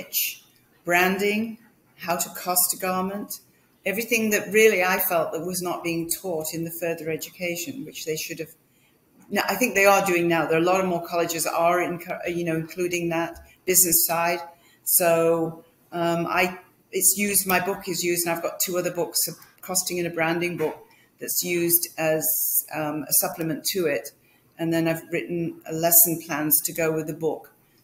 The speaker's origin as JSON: {"language": "English", "town": "Manchester", "region": "North West England", "country": "United Kingdom", "tie": "born or raised there", "also_born_or_lived": "London", "moved": "as an adult", "said": "I was born in Manchester in England"}